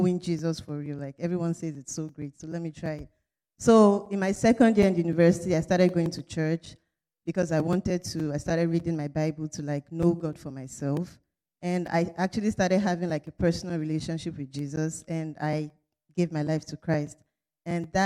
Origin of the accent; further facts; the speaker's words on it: Nigeria; moved away as an adult; now in Potsdam, United States; I'm in the Department of Chemical Engineering, and I'm from Nigeria